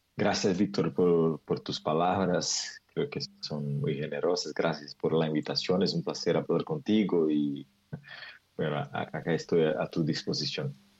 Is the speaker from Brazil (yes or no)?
yes; Cássia, Minas Gerais, Brazil; Spanish is a second language; Yo crecí, yo nací crecí en un pueblo, una ciudad muy pequeña con 18 mil habitantes que se llama Casia. Es como el interior de, de Brasil